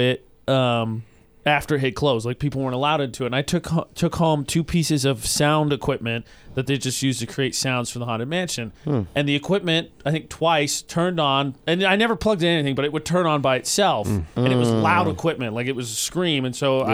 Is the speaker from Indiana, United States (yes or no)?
yes; Lafayette, Indiana, United States; moved away; my high school is in my hometown is called Lafayette Jeff High School